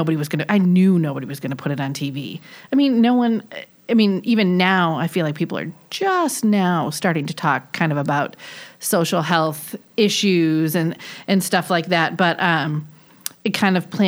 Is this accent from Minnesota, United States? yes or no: no; Detroit, Michigan, United States; now in Charlotte, United States; both from Michigan, but I'm from Detroit and the east side of Detroit